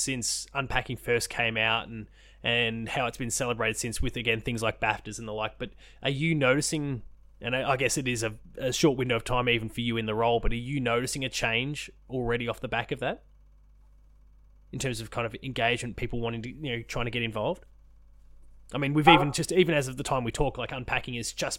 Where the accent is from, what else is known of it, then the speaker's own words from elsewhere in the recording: Victoria, Australia; a Victorian